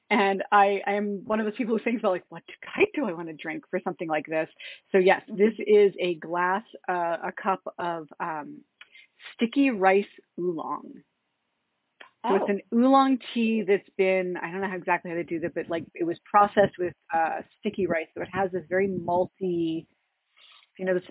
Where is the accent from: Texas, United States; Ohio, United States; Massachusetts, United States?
Massachusetts, United States; just south of Boston; moved away as an adult; now in Washington, D.C., United States; I'm from Massachusetts originally. I grew up in Massachusetts, just south of Boston, but I've been actually in Washington, D.C. for the majority of my, I was about to say my adult life, but officially now the majority of my life